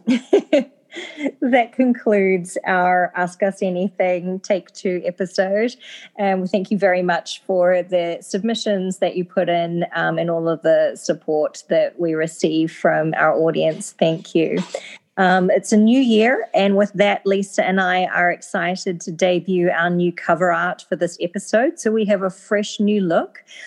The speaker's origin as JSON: {"language": "English", "country": "New Zealand", "said": "I'm from New Zealand"}